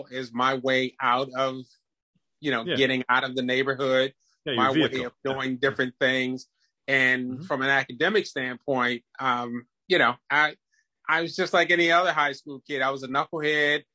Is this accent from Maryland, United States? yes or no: yes; Prince George's County, Maryland, United States; also born or lived in DMV (Washington metropolitan area); I grew up in Prince George's County